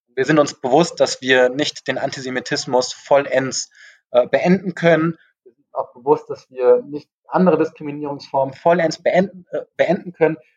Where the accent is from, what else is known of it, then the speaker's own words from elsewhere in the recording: Frankfurt, Hesse, Germany; ich komme auch aus Frankfurt, wir leben hier in einer großen Multikulti-Stadt